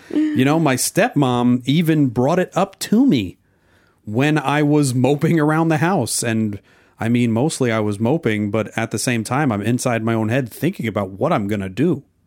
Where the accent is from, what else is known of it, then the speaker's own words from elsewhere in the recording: New Jersey, United States; moved away; also born or lived in Oklahoma; I was born in New Jersey, but I've been to Oklahoma. I did school, high school in Oklahoma and a couple years of college. at Oklahoma State, and then I went back to New Jersey